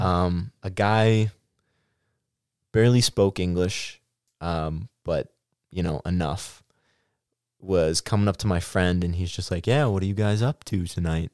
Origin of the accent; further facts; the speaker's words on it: Stoughton, Wisconsin, United States; also born or lived in La Crosse, Wisconsin / Platteville, Wisconsin; I grew up in Stoughton